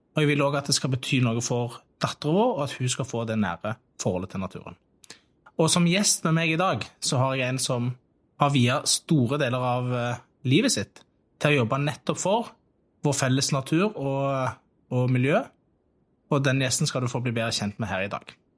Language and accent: Norwegian; Tastavind, Rogaland, Norway; så lekte jeg veldig mye i skogen på Tastavind, og det var der jeg vokste opp.